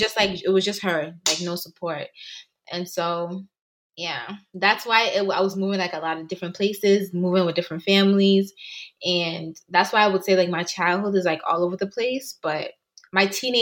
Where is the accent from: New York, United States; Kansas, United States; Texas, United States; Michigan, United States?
New York, United States; also born or lived in Ghana / England; So I grew up honestly in a lot of places. But I can honestly say that from 12 years up until now, I've been in New York.